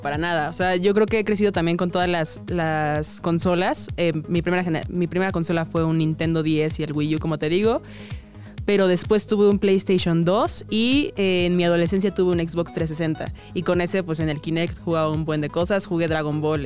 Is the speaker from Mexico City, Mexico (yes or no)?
yes; Mexico City, Mexico; soy chilanga de nacimiento, nací en la Ciudad de México, orgullosamente. Y este, pues, ¿qué puedo decir? Amo mi ciudad